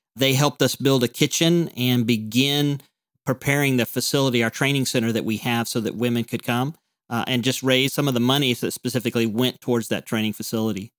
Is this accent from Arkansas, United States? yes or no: yes; Mountain Home, Arkansas, United States; moved away as an adult; now in Chiang Mai, Thailand; I grew up in Mountain Home